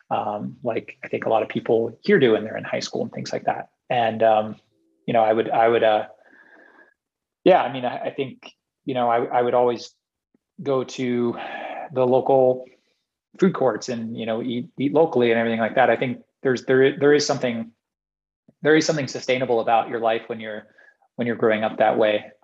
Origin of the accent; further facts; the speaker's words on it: Singapore; now in United States; like when I was growing up in Singapore, and I would bike everywhere. I just go bike everywhere. I wouldn't. I didn't have a car until I came to the U.S.